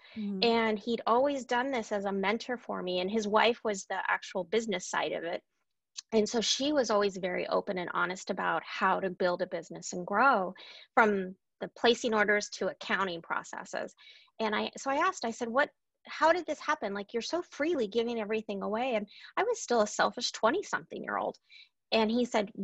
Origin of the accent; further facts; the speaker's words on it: Anchorage, Alaska, United States; I was born and raised in Anchorage, Alaska, and my family has been there.